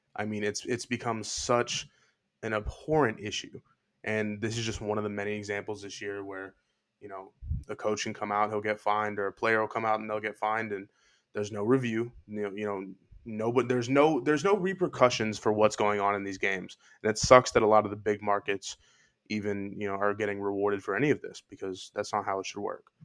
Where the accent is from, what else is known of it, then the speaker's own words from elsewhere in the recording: Houston, Texas, United States; I'm born and raised in Houston